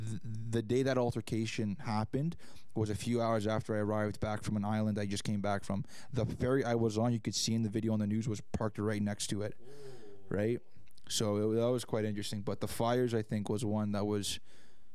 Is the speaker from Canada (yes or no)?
yes; Canada; we grew up around here in Canada